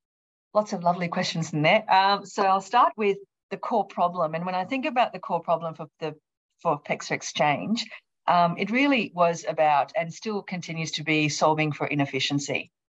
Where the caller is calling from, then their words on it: Brisbane, Queensland, Australia; And I'm joining you from Mianjin land in Brisbane.